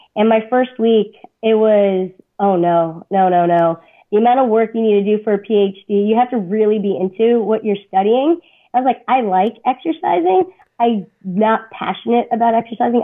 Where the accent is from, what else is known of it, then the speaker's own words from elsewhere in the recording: South Florida, United States; now in Indiana, United States; I'm from South Florida originally